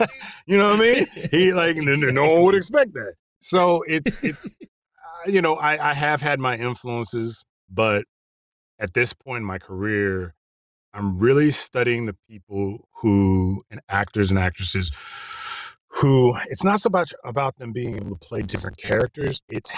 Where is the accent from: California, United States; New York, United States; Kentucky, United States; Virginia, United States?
Virginia, United States; also born or lived in Germany; And I grew up in Virginia and all over, you know, Germany and Virginia.